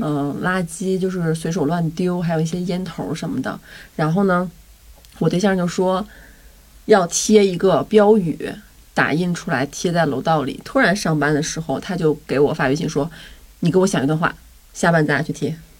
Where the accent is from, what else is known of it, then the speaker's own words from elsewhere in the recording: Northeast China, China; 我很小的时候在东北